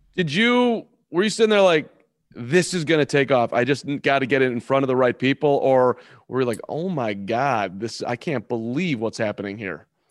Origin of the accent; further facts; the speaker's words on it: Chicago, Illinois, United States; I'm from Chicago